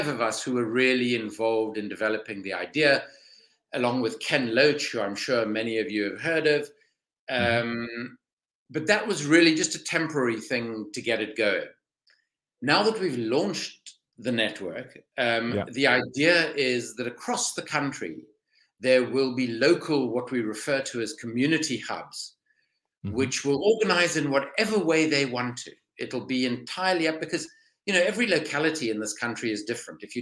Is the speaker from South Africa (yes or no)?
yes; South Africa; accent: South African; moved away as an adult; now in London, United Kingdom; By background, I'm South African, as you can probably hear from my voice